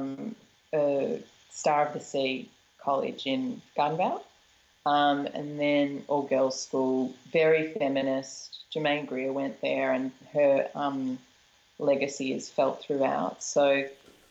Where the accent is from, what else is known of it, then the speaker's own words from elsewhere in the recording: Melbourne, Victoria, Australia; I'm from Melbourne